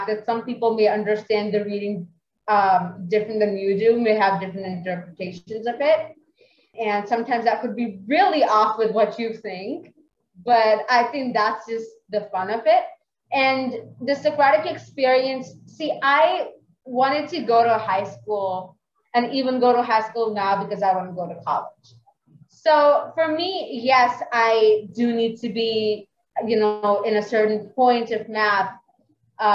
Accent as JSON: {"language": "English", "country": "Pakistan", "said": "I'm a religious person for sure, and I'm from Pakistan"}